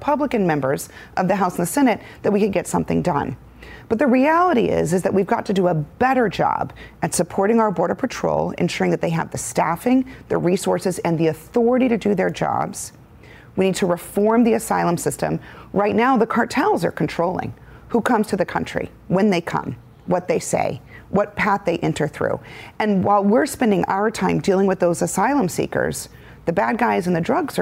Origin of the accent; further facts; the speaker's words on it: Arizona, United States; anyone who lives in a border state like I do, born and raised in Arizona